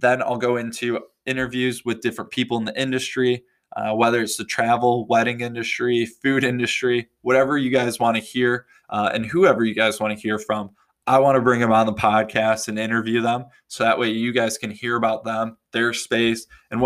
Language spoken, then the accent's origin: English; West Michigan, United States; moved away as an adult; also born or lived in Detroit area / Europe / Australia / Bali; I was born in West Michigan, and after spending my childhood here, I bounced around quite a bit before moving back home